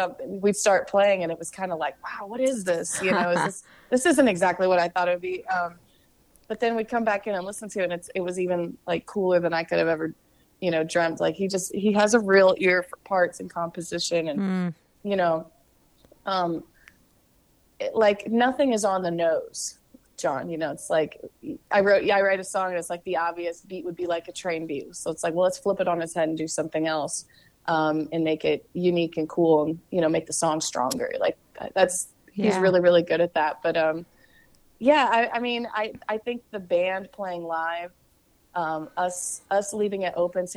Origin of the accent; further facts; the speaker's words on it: Kansas City, Missouri, United States; I'm from Kansas City